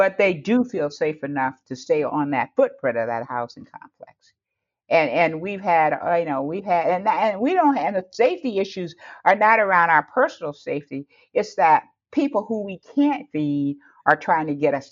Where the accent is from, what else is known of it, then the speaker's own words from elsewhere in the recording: Detroit, Michigan, United States; moved away as an adult; now in Houston, United States; I'm from Detroit